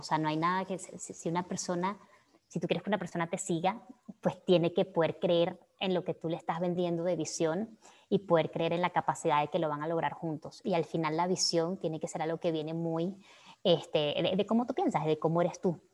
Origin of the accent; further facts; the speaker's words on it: Venezuela; moved away as an adult; now in Mexico; haber tenido mi, mi, adolescencia y la mayoría de mi adultez en todo lo que ocurrió en Venezuela